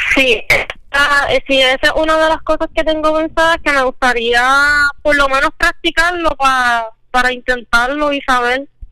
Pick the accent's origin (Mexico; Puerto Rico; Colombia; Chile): Puerto Rico; San Lorenzo; soy natural de San Lorenzo